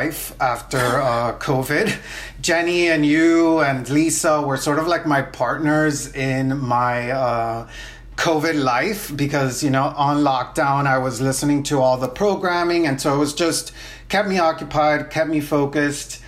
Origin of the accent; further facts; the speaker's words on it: Miami, Florida, United States; also born or lived in Nicaragua / New Orleans; I'm originally from Nicaragua, but I grew up in Miami